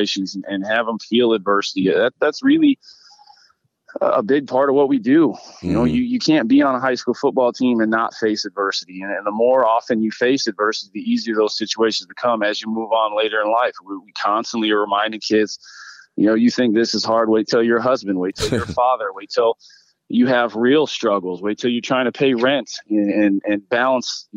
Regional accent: Iowa, United States; now in Las Vegas, United States; I grew up in the Midwest. I grew up in Iowa

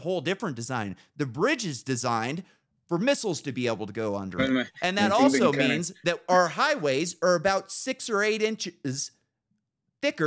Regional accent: Northern California, United States; I grew up in Northern California

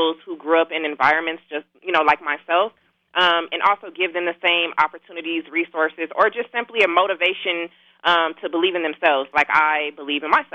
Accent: Inglewood, California, United States; also born or lived in Carson, California / Los Angeles, California; So I'm from Inglewood, California. I grew up in Inglewood, Carson, at-risk, underserved communities

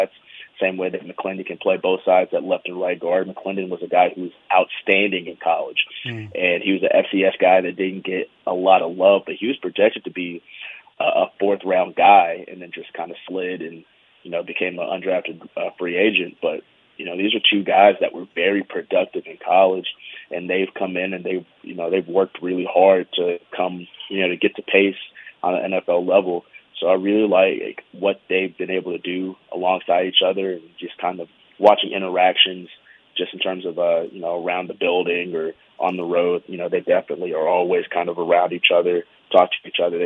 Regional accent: United States; also born or lived in Alabama / Charlotte, North Carolina; I grew up in Alabama and in Charlotte. Those are like my two home cities

